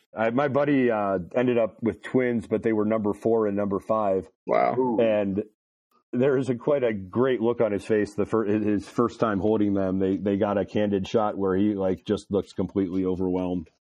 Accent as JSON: {"language": "English", "town": "Cleveland", "region": "Ohio", "country": "United States", "tie": "born or raised there", "said": "I grew up in Cleveland, Ohio, East Side."}